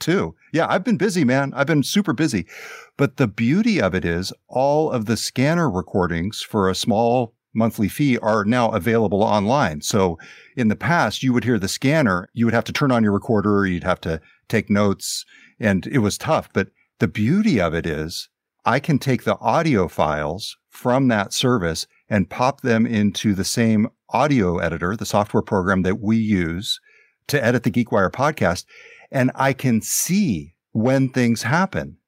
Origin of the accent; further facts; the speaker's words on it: Glenn County, California, United States; now in Seattle, United States; in my hometown in Glenn County, California, I've been volunteering here at the newspaper in the county where I grew up